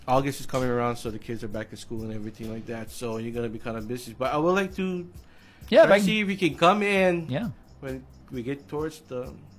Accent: Hawaii, United States; growing up in Hawaii

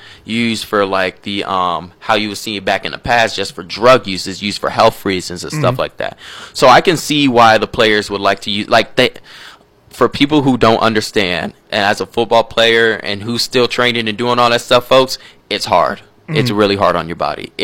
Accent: Florida, United States; I'm from Florida

